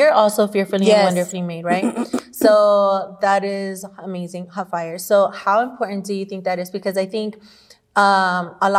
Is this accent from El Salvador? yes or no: yes; El Salvador; moved away; I grew up in El Salvador where, you know, I was grandma's baby